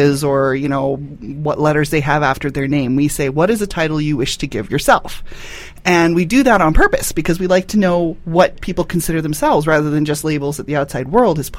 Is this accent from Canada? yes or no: yes; Northern Ontario, Canada; somebody that I grew up with in Northern Ontario